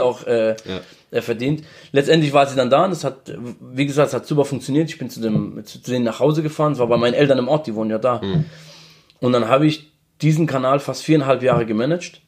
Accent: Mannheim, Baden-Württemberg, Germany; accent: Mannheim dialect; ich komme aus Mannheim

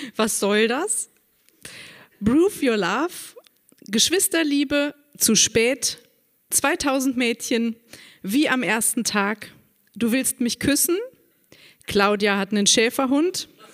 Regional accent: Saarburg, Rhineland-Palatinate, Germany; Geboren in Saarburg am 10.10.73

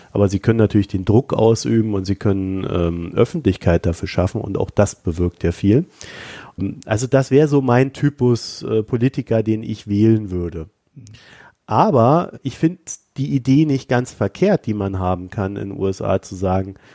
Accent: East Germany, Germany; die Vergangenheit hilft mir nicht weiter und das sage ich jetzt als Ossi.

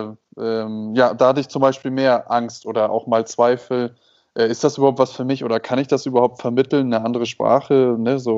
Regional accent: Hamburg, Germany; now in Mexico; Moin, moin aus Mexiko. Herzliche Grüße nach Hamburg in meine Heimat

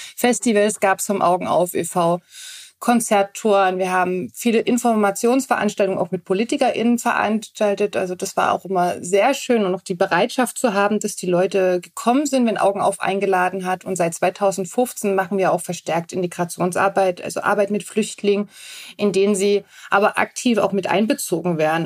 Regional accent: Dresden, Saxony, Germany; also born or lived in Radebeul / Zittau; ich bin in Dresden groß geworden, beziehungsweise dann sind wir nach Radebeul rausgezogen

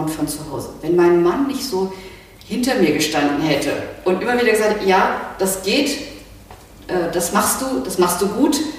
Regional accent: West Germany, Germany; ich bin ja nun im Westen groß geworden

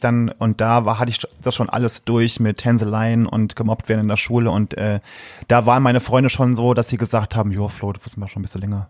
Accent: a small village near Saarlouis, Saarland, Germany; Ich komme aus dem, aus dem äh, einem schönen kleinen Dörfchen im Saarland. Das ist bei Saarlouis

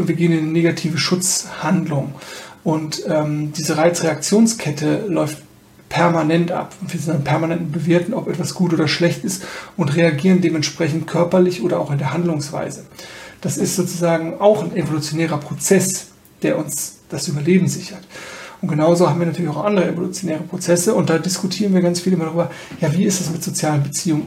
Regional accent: Germany; besonders als Deutsche

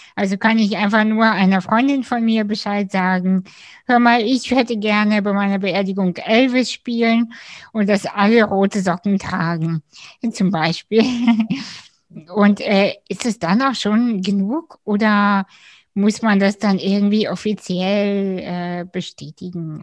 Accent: Kazakhstan; now in Germany; ich bin ursprünglich aus Kasachstan

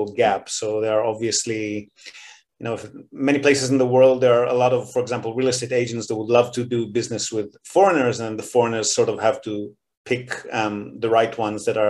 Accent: Israel; moved away as an adult; also born or lived in Australia; now in Japan; So I'm born and bred in Israel and moved to Australia

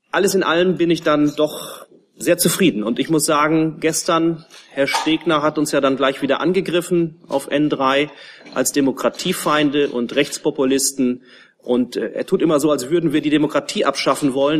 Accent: Kaltenkirchen, Schleswig-Holstein, Germany; in meiner Heimatstadt Kaltenkirchen

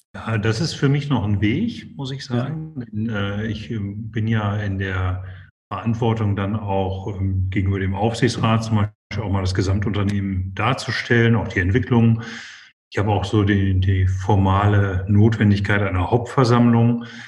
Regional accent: Essen, North Rhine-Westphalia, Germany; mich ist Ruhrgebiet meine Heimat und bin in Essen geboren und groß geworden

